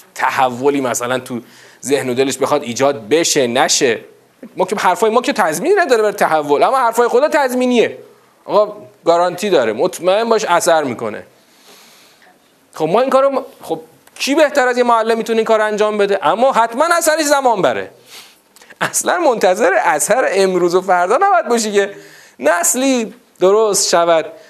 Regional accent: Iran; تو همین ایران مسلمان شیعه دوازده امامی خودمون

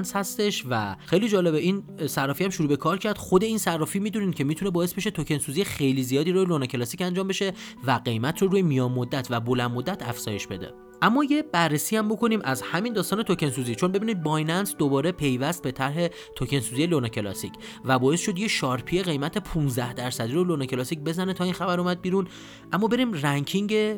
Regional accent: Iran; ما ایرانی ها

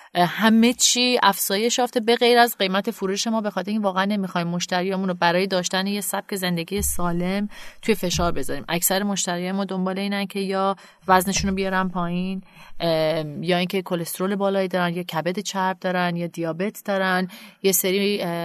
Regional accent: Canada; moved away as an adult; also born or lived in Tehran, Iran / United States; now in Iran; خودم متولد تهران و بزرگ شده کانادا هستم

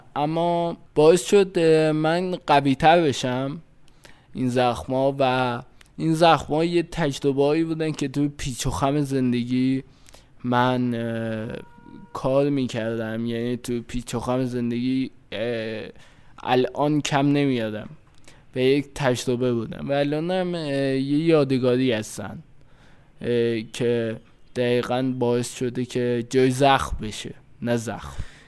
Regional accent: Fardis, Alborz, Iran; من مال فردیس کرس هستم

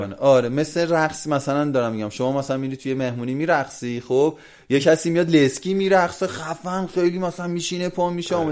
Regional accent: Iran; moved away as an adult; also born or lived in Brazil; من ایرانی هم

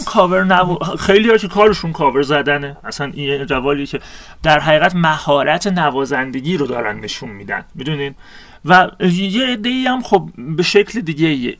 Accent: Iran; منی که انسانی هم که در شرق زاده شدم در ایران زاده شدم

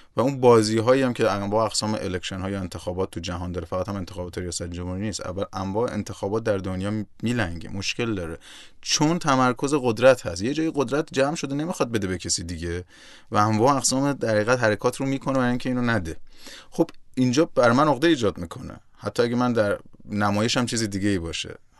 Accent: Iran; moved away; also born or lived in Nigeria; من در جایی که ایران به دنیا آمدم

